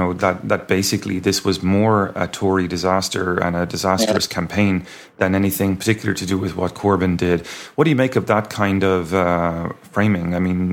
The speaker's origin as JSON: {"language": "English", "country": "Ireland", "tie": "born or raised there", "moved": "yes", "said": "I'm born and raised in Ireland myself"}